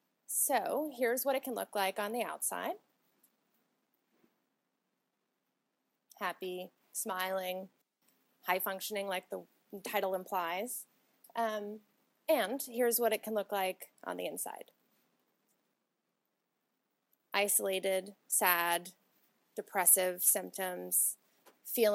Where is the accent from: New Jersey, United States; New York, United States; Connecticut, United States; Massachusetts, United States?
Massachusetts, United States; Boston; moved away as an adult; now in Austin, United States; I'm originally from Boston